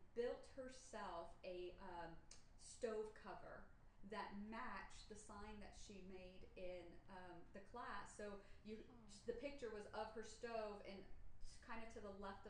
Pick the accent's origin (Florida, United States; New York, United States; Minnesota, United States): Florida, United States; Orlando; Growing up in Orlando, both my father and my stepfather were carpenters